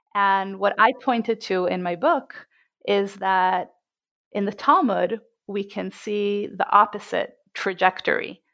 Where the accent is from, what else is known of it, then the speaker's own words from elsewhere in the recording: Jerusalem, Jerusalem District, Israel; I was born and bred in Jerusalem